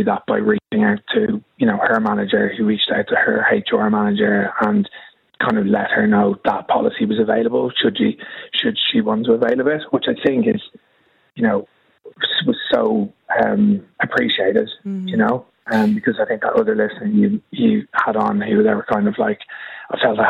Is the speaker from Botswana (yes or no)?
no; Dublin, Leinster, Ireland; now in London, United Kingdom; We actually live in London, but I'm from Dublin originally.